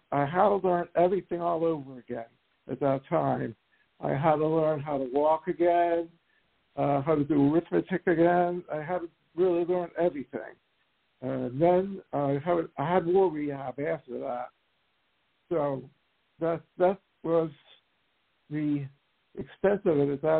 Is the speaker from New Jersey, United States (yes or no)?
yes; Willingboro, New Jersey, United States; I'm from New Jersey, and that's where I grew up